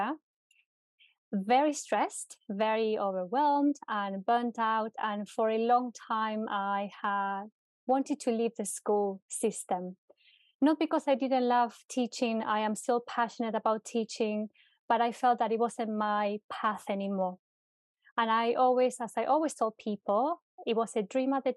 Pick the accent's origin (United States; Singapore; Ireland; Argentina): Argentina; now in United Kingdom; So I'm originally from Argentina, and I moved to the UK many, many years ago, more than 10 years ago, with a dream.